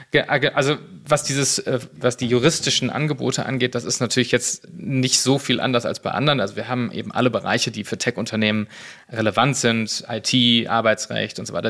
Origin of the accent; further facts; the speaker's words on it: Cologne, North Rhine-Westphalia, Germany; now in Berlin, Germany; ich bin äh, Kölner und Rheinländer